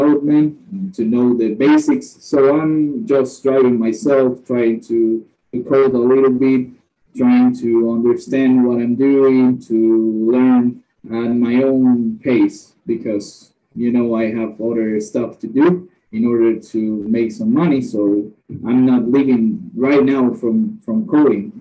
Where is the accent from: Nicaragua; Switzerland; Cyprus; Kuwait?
Nicaragua; I'm from Nicaragua.